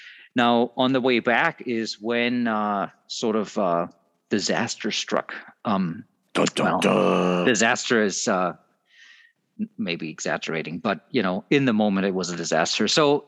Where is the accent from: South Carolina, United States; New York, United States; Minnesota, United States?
Minnesota, United States; We're all here from Southeastern Minnesota.